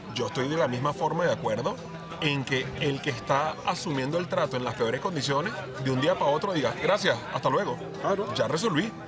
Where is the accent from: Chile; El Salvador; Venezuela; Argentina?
Venezuela; now in Spain; yo ya eh, como venezolano, con más de la mitad de mi vida fuera de, Venezuela, porque yo llevo ya más años vivido fuera de Venezuela que dentro de Venezuela